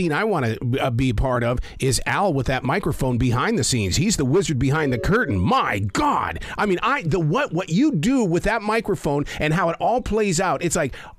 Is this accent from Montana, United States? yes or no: yes; Billings, Montana, United States; I grew up in Billings, Montana.